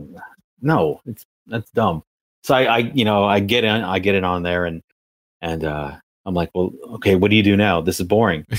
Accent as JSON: {"language": "English", "area": "Valley of the Sun", "region": "Arizona", "country": "United States", "tie": "born or raised there", "also_born_or_lived": "Costa Mesa, California / New York", "moved": "as an adult", "said": "I come from the Valley of the Sun"}